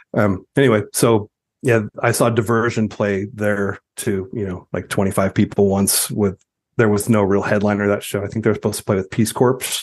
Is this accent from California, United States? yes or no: yes; Ontario, California, United States; also born or lived in Rowland Heights, California / Walnut, California / Costa Mesa, California; I was growing up in Ontario